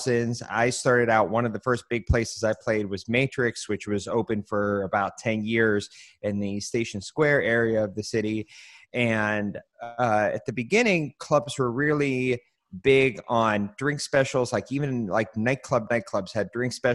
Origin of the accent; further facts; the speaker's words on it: Pittsburgh, Pennsylvania, United States; I grew up in the Stanton Heights area, which is right between the two of them